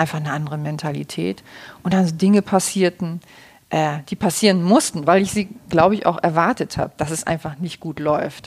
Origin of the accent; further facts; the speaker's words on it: Kiel, Schleswig-Holstein, Germany; moved away as an adult; also born or lived in Leverkusen; ich komme aus Kiel